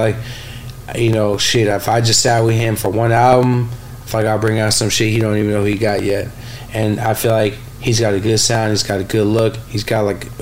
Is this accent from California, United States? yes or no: yes; San Francisco, California, United States; the neighborhood I grew up in on California and Fillmore, my dad's restaurant used to be on top of our on the bottom of our